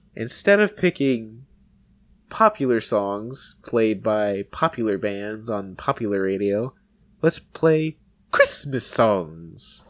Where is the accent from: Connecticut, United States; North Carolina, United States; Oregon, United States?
North Carolina, United States; moved away as an adult; also born or lived in Bossier City, Louisiana; I grew up in North Carolina on the coast